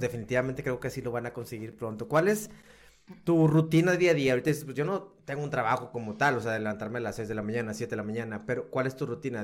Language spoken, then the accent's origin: Spanish; Monterrey, Nuevo León, Mexico; yo como regio